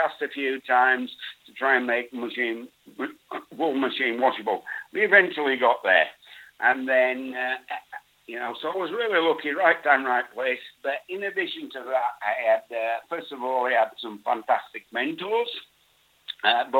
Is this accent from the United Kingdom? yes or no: yes; Bradford, Yorkshire and the Humber, United Kingdom; now in Australia; I originate from near to Bradford, where I was born, in Yorkshire. In the days when I was born and growing up, Bradford was known as the Wool City